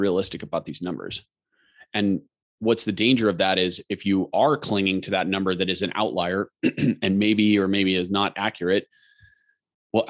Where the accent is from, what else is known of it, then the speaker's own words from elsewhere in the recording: Colorado, United States; I grew up racing in Colorado